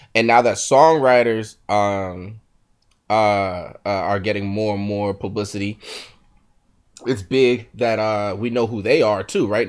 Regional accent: Philadelphia area, Pennsylvania, United States; I'm from the Philly area

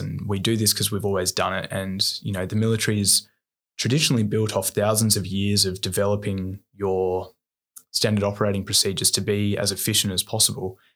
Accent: Bowral, New South Wales, Australia; also born or lived in Wollongong; I grew up in Bowerell, an hour and a half south of Sydney.

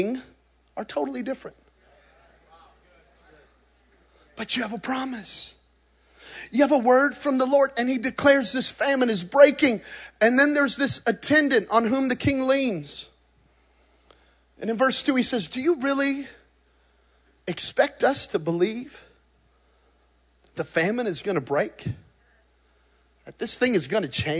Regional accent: New Mexico, United States; I'm from New Mexico

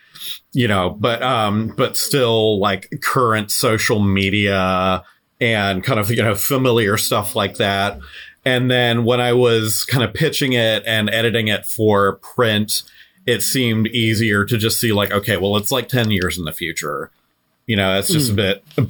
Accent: San Diego, California, United States; I grew up in San Diego

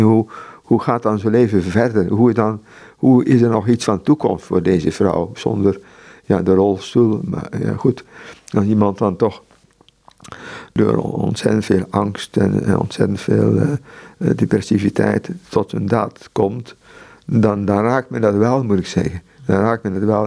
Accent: Netherlands; Ik moet niet als Europeaan als Nederlander daar gaan werken in, in Mexico

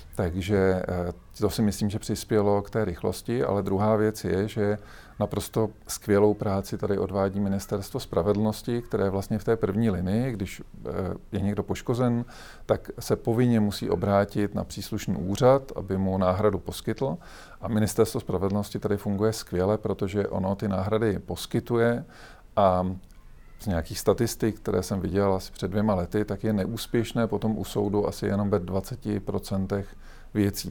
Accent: Czechia; my jako Češi

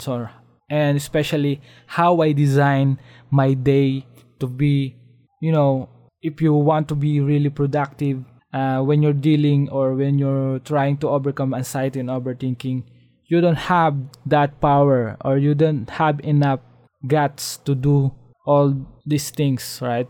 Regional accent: Philippines; as a Filipino, as living in the uh, developing country

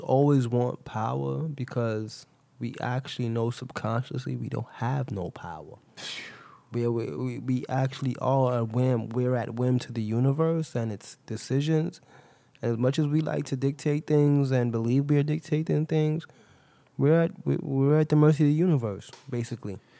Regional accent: New York City, New York, United States; I'm a New Yorker. I've been living here for what the last what twenty something years of my life

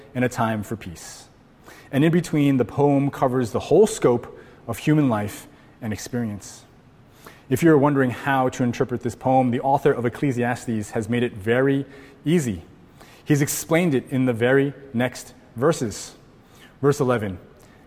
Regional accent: Connecticut, United States; now in Hawaii, United States; I grew up in Connecticut

